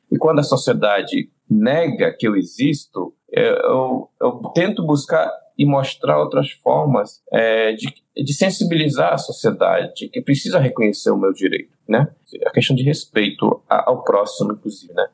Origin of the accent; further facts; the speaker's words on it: Roraima, Brazil; eu sou de Roraima, faço parte do Conselho Indígena de Roraima